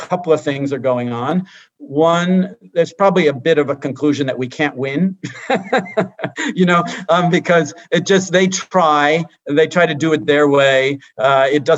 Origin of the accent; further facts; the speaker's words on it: Hawaii, United States; I grew up in Hawaii